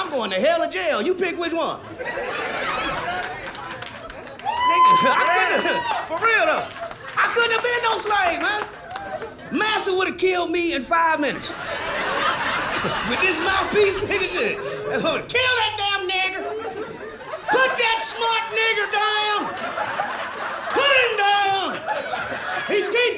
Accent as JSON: {"language": "English", "town": "Kansas City", "region": "Missouri", "country": "United States", "said": "I'm from Kansas City, Missouri"}